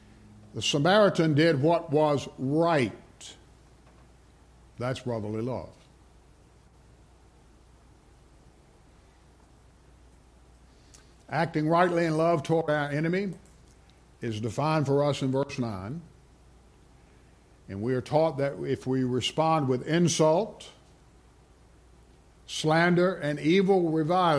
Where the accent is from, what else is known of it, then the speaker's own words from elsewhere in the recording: Rustburg, Virginia, United States; I grew up in Rustburg